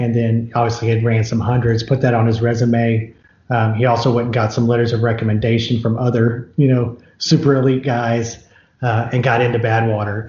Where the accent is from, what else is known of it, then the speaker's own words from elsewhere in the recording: Houston, Texas, United States; And then we grew up in Houston